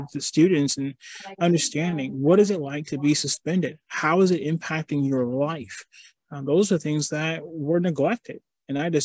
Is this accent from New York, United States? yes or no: no; Detroit, Michigan, United States; I grew up in Detroit, and I lived through some really difficult situations